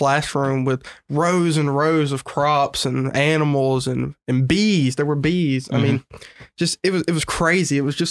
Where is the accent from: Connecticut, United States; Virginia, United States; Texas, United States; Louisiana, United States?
Louisiana, United States; Winfield; So I'm from a small town in Wynn Parish called Winfield, Louisiana.